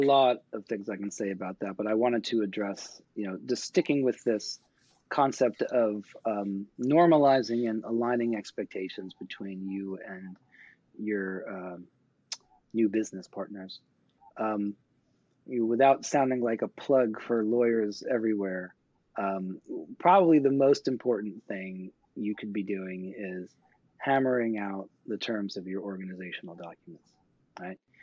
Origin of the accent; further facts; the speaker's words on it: New York, United States; I grew up in New York